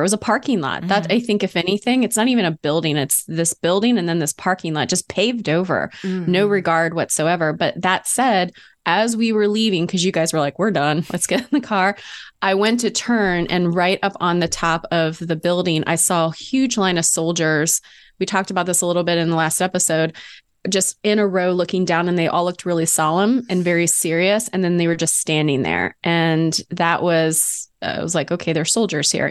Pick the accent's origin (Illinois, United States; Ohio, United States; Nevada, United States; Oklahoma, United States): Ohio, United States; I was born in Ohio